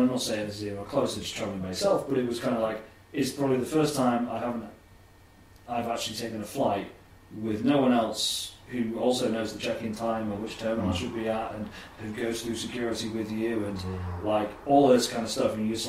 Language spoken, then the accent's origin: English; New York, United States; I'm from New York.